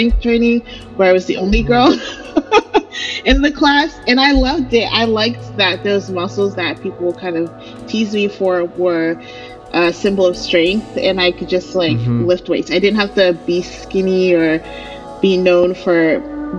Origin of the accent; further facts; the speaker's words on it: Maryland, United States; also born or lived in Nigeria / New Jersey; I was born in Nigeria. My family, my mom and I, my dad came to New Jersey. My siblings were born in New Jersey, but we eventually settled on the East Coast in Maryland, and I've lived in Maryland most of my life.